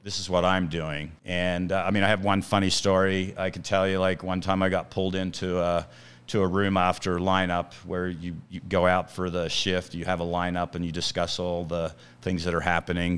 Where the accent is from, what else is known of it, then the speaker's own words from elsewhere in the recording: Australia; moved away as an adult; now in United States; I'm originally from Australia